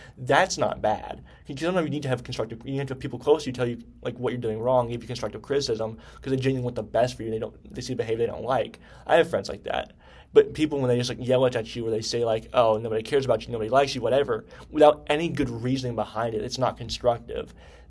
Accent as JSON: {"language": "English", "region": "Pennsylvania", "country": "United States", "lives_now": "Knoxville, United States", "said": "I came from Pennsylvania, I think. The culture in Pennsylvania is totally different than Knoxville, Tennessee."}